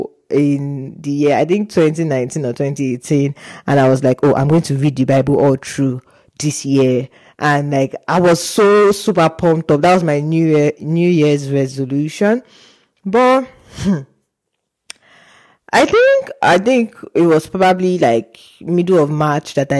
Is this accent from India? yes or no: no; Nigeria; moved away as an adult; now in Hungary; I'm a Nigerian pharmacy student at the University of Page Hungary